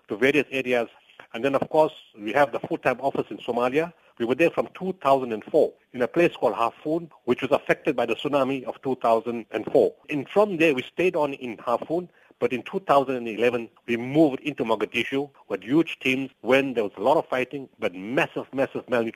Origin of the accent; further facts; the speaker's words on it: South Africa; We are South African and this is our country and our people come first